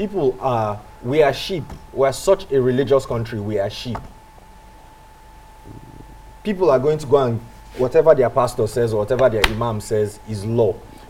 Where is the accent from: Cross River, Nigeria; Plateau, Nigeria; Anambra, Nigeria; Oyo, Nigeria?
Plateau, Nigeria; Jos; I'm from Jos.